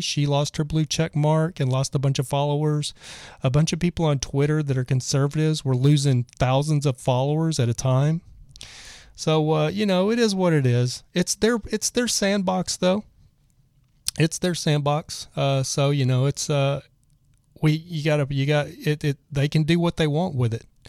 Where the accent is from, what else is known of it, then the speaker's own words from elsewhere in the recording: Texas, United States; I was from Texas